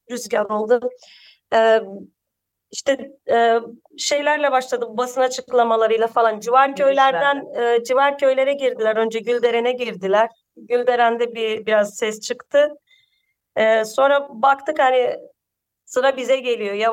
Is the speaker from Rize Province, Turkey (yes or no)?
no; Dikmece, Hatay, Turkey; 34 yaşındayım. Ee, doğma büyümele dikmeceliyim.